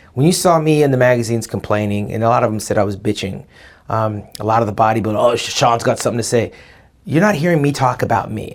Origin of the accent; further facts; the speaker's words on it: Orange County, California, United States; I come from Lily White, Orange County.